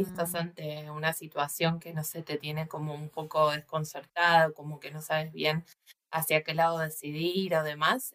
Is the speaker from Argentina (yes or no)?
yes; Buenos Aires, Argentina; moved away as an adult; now in New Zealand; de Buenos Aires, que es de donde soy